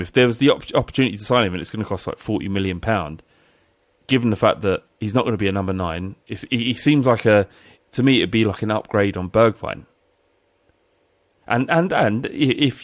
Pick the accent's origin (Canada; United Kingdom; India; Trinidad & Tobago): United Kingdom; London; I grew up in Finsbury Park